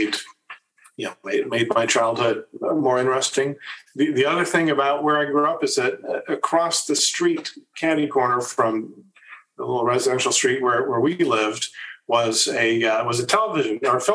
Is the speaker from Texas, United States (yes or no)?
no; Lawrence, Kansas, United States; moved away as an adult; also born or lived in Los Angeles, California / Virginia; My dad, in addition to being a clarinetist, taught music at the University of Kansas